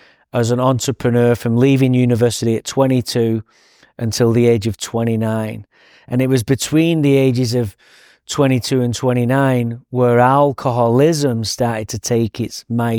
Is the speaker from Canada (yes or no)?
no; Manchester, North West England, United Kingdom; So I grew up in Manchester, England.